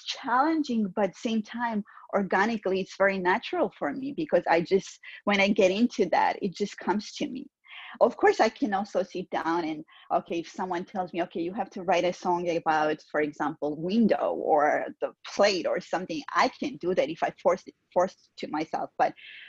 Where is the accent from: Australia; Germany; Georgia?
Georgia; first language Georgian; English is a second language; moved away; Georgian is my first language, right. My native language, and Russian is my second language.